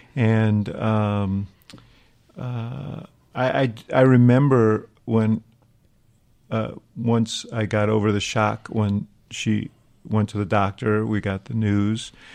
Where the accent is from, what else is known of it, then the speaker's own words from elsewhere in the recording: New York, United States; I grew up in New York